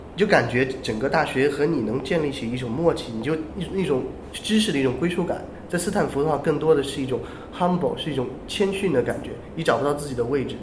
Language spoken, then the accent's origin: Chinese; China; accent: Chinese accent; 我觉得作为中国人，我们更得去骄傲，就是说我们有这种中式口音